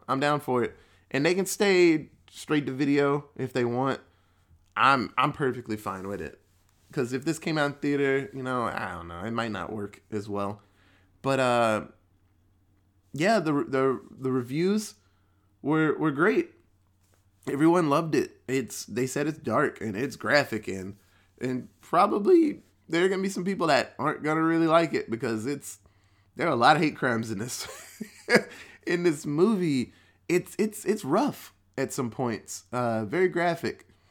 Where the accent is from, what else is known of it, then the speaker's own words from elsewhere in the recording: Texas, United States; as a Texan